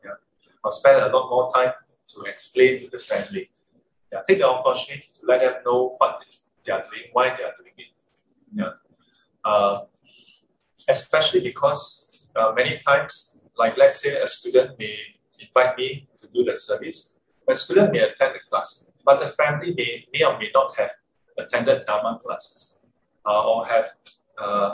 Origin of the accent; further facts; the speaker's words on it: Singapore; I'm Singaporean.